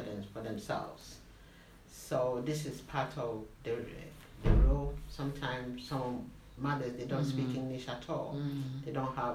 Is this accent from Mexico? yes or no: no; Ghana; moved away as an adult; now in London, United Kingdom; I'm Ghanaian, come from West Africa